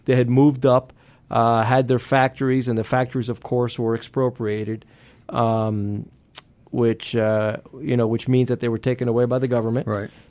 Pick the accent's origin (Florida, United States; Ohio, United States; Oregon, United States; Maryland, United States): Florida, United States; Miami; first language Spanish; English is a second language; moved away as an adult; also born or lived in Pennsylvania; now in Georgia, United States; having grown up in Miami